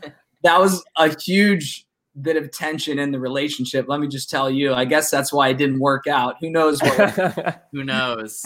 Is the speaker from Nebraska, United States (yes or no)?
no; Youngstown, Ohio, United States; I'm from Youngstown.